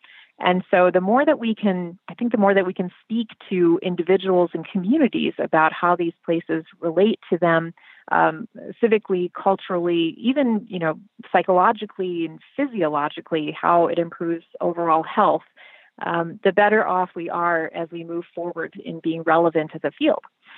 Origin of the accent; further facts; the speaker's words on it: Illinois, United States; And we come from Illinois. We come from the heritage of Daniel Burnham